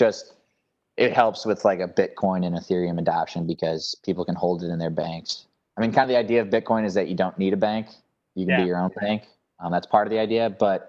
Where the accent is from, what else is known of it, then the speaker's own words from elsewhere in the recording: Cleveland, Ohio, United States; they're always big because I'm from Cleveland